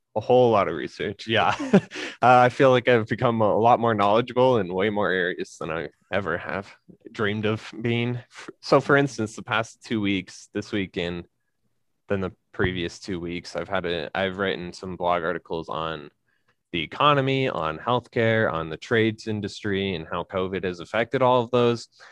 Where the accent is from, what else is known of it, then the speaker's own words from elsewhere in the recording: Colorado, United States; also born or lived in Sugar City, Idaho / New England; now in Idaho, United States; I grew up in Colorado